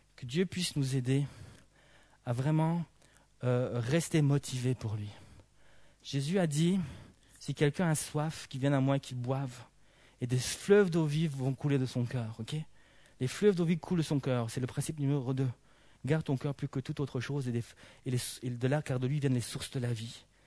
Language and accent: French; Belgium; en tant que bon belge